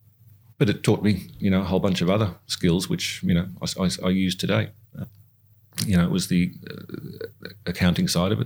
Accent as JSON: {"language": "English", "country": "Singapore", "tie": "born or raised there", "said": "it's the part of the growing up in Singapore, learn the Chinese culture"}